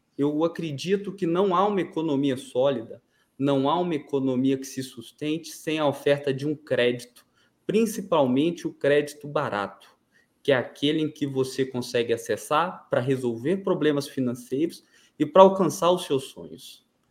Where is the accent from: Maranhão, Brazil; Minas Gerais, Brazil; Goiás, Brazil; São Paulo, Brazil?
Goiás, Brazil; Goiânia; Eu sou goianiense, nascido e criado aqui